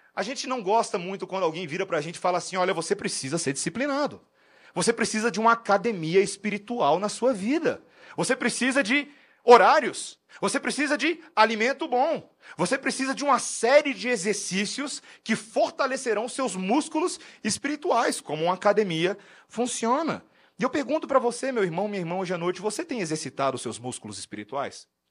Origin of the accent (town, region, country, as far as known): Brazil; moved away as an adult; also born or lived in United States